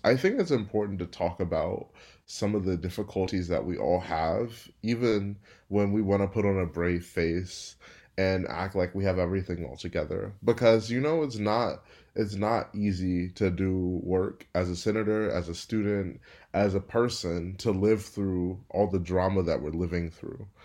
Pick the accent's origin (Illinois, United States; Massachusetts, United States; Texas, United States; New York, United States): Texas, United States; Houston; moved away as an adult; also born or lived in Berkeley, California / Stanford, California; I'm from Houston, Texas, but am working and living in Berkeley, California this summer